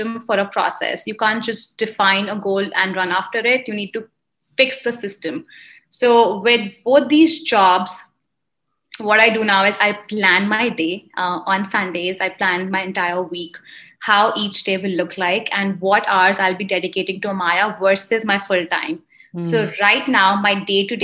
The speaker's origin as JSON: {"language": "English", "country": "India", "also_born_or_lived": "Indiana, United States", "moved": "as an adult", "lives_now": "Chicago, United States", "said": "I am an Indian immigrant. I moved here 10 years ago to pursue education"}